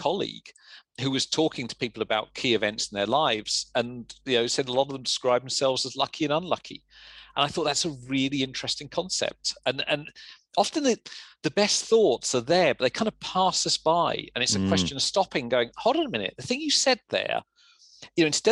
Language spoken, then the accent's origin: English; Luton, East of England, United Kingdom; accent: English; I was a kid from Luton